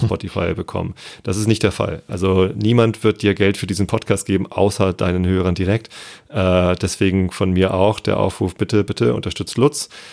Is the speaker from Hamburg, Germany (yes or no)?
yes; Hamburg, Germany; ich als Hamburger